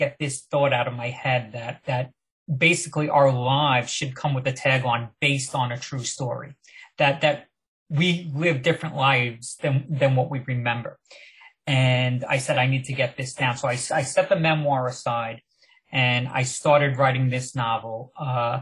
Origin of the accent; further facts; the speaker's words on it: Long Island, New York, United States; also born or lived in Manhattan; I grew up on Long Island, so now I was in Manhattan